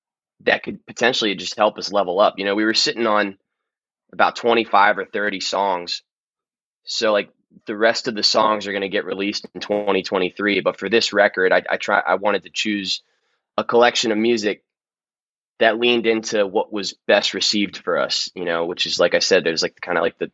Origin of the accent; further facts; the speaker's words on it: Maryland, United States; I'm very, very proud to be from Maryland